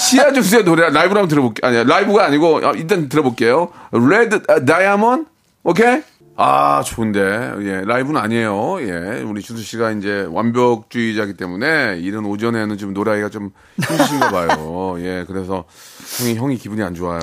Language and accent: Korean; South Korea; 대한민국 사람으로서